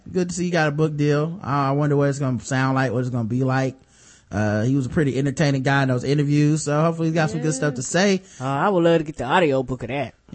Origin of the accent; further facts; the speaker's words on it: Cleveland, Ohio, United States; born there; I was born in Cleveland.